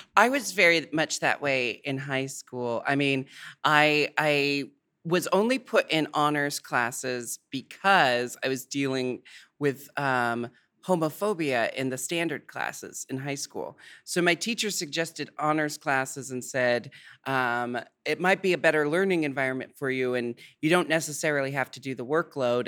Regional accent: United States; I'm American

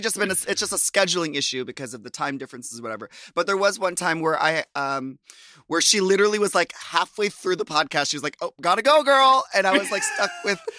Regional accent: Minnesota, United States; moved away as an adult; I left Minnesota and came back

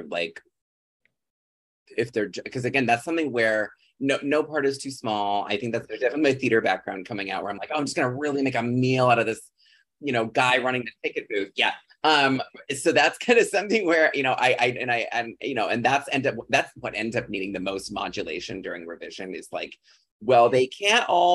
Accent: Chicago suburbs, Illinois, United States; I'm from the Chicago suburbs where I grew up.

